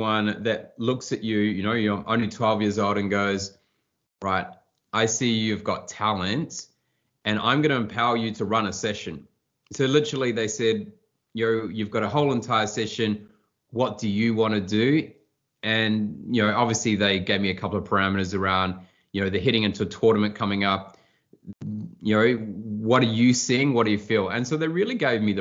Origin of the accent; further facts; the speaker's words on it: New Zealand; moved away; I grew up in New Zealand on a small farm with the nearest neighbour a mile away